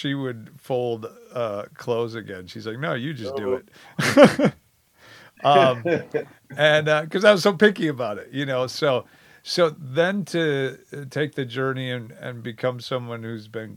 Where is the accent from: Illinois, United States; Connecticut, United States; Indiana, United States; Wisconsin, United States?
Wisconsin, United States; moved away; also born or lived in Oklahoma; I barely left Wisconsin. I went to Oklahoma for college for 3 years. Otherwise, I was in Wisconsin. And I always, you know, grew up saying, hey, I'm Badger born, Badger bred